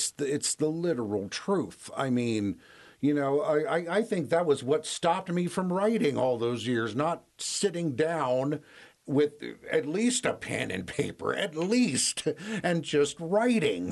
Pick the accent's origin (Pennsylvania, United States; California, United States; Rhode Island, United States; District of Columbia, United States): District of Columbia, United States; Washington; also born or lived in Gayville, South Dakota; I grew up in Washington, D.C.